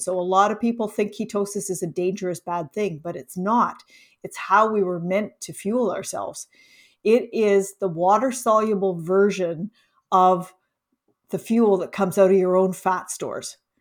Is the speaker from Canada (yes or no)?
yes; Canada; also born or lived in Ontario; I'm Canadian, I'm in, in Ontario